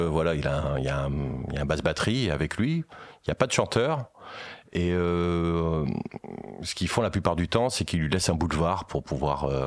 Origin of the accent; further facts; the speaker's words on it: Meaux, Île-de-France, France; born there; euh, je, suis né à Meaux.